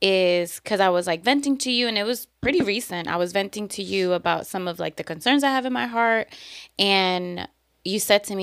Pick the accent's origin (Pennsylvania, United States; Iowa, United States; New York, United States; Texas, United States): New York, United States